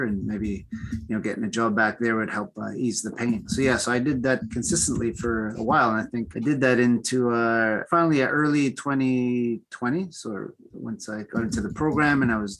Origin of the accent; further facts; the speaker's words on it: Toronto, Ontario, Canada; also born or lived in Peru / Bermuda; I was born in Peru. Right? I was raised in Toronto. I came here when I was young with family and all that stuff. So pretty much grew in the GTA area